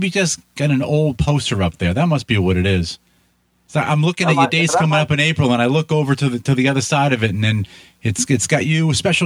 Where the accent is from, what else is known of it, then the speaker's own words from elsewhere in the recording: Boston, Massachusetts, United States; accent: Boston; it's the accent and talking really fast